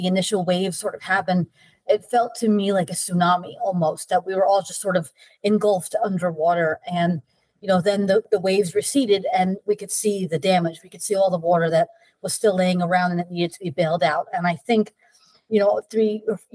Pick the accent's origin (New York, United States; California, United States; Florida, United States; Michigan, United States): New York, United States; Port Jefferson; I was born in Port Jefferson, New York, which is a little town on Long Island